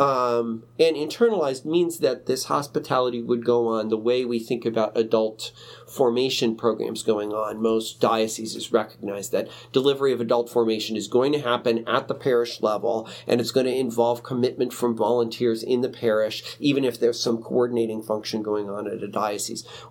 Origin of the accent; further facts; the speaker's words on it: Chicago, Illinois, United States; I grew up in Chicago